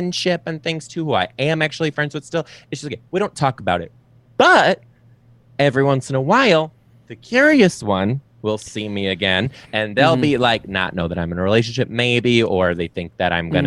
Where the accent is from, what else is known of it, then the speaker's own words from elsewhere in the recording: Detroit, Michigan, United States; I'm from Detroit